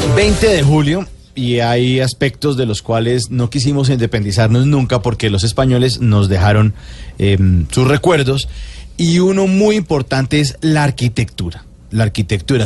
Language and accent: Spanish; Colombia; los colombianos nos comportamos